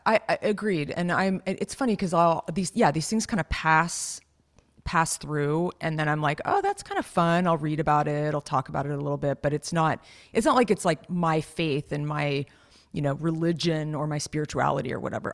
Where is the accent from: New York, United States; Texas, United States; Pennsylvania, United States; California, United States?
California, United States; Los Gatos; I grew up in Los Gatos, which is, like, a pretty, like, fancy little town